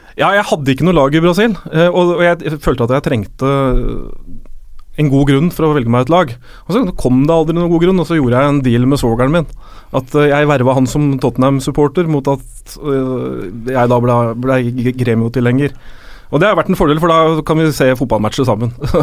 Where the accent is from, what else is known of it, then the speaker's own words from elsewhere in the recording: Rælingen, Akershus, Norway; moved away; Vi er jo begge fra Rælingen